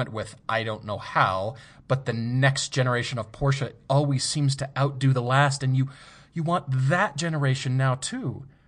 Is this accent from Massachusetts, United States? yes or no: no; Fort Collins, Colorado, United States; moved away; I grew up in Fort Collins